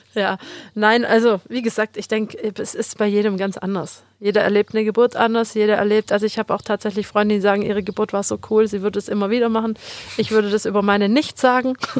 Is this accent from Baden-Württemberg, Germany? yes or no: yes; Metzingen, Baden-Württemberg, Germany; ich bin aus Metzingen